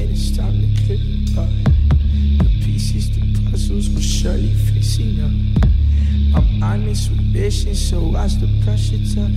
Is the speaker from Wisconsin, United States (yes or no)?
yes; Milwaukee, Wisconsin, United States; I am from Milwaukee, Wisconsin.